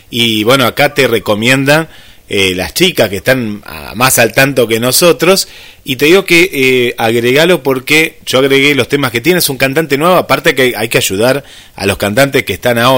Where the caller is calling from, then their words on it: Mérida, Yucatán, Mexico; Somos del Club Amo Mi Locura de México les escuchamos desde Mérida, Yucatán, la península y de Yucatán.